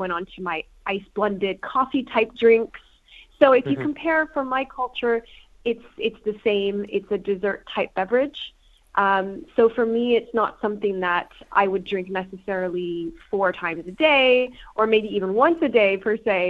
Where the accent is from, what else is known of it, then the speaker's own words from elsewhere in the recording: Los Angeles, California, United States; moved away as an adult; now in West Midlands, United Kingdom; I'm originally from the West Coast of America in the Los Angeles area